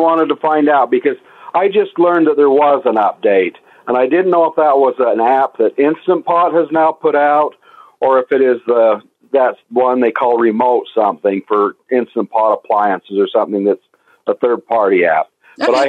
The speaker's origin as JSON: {"language": "English", "region": "Utah", "country": "United States", "said": "I'm from Utah."}